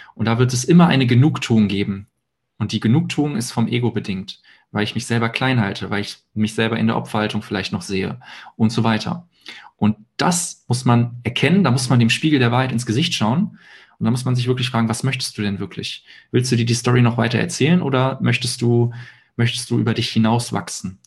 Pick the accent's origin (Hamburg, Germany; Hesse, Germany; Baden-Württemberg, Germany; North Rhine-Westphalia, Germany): North Rhine-Westphalia, Germany; Hilden; ich wohne in Hilden bei Düsseldorf, da auch jetzt komplett auch meine Wohnung auflöse